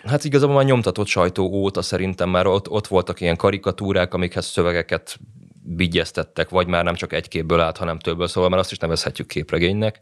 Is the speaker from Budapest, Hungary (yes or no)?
yes; Budapest, Hungary; én budapesti vagyok